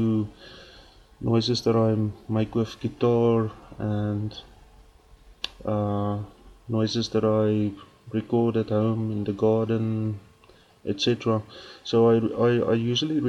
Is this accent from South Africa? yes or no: yes; South Africa; accent: Afrikaans; English is a second language; I'm actually speaking English with an Afrikaans accent